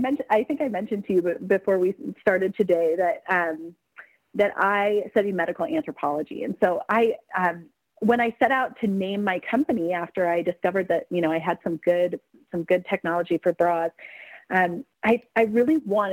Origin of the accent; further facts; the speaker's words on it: Selma, Oregon, United States; also born or lived in Portland, Oregon; right now I'm down in Selma, Oregon, which is a tiny town where I grew up